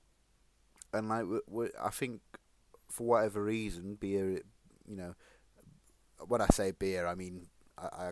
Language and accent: English; England, United Kingdom; also born or lived in Sheffield; a lot of English people, we're just like the mongrels of Europe